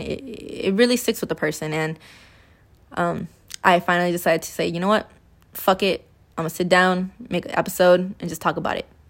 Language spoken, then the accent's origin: English; California, United States; I was born and raised here in California